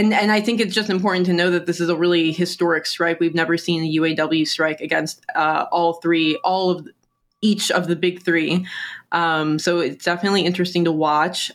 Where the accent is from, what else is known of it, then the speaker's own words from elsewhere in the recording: Detroit, Michigan, United States; I am from the Detroit area